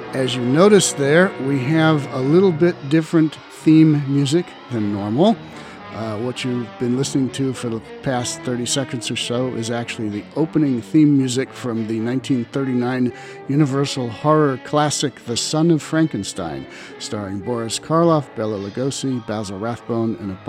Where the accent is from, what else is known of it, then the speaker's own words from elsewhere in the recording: Southern California, United States; I grew up in Southern California